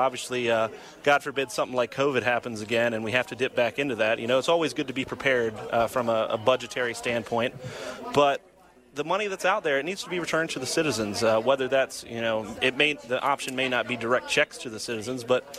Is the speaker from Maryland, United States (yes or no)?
yes; Frederick, Maryland, United States; I was born and raised here in Frederick. You know, I've been here my whole entire life. I'm not a transplant, as so many seem to be around this area. Graduated from Governor Thomas Johnson High School, but before that, you know, I attended West Frederick Middle School and even Hillcrest Elementary.